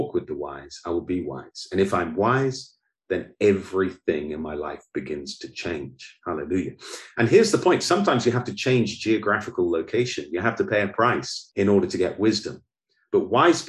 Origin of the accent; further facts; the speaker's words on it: United Kingdom; moved away as an adult; also born or lived in Oxford; now in Goiânia, Brazil; I'm British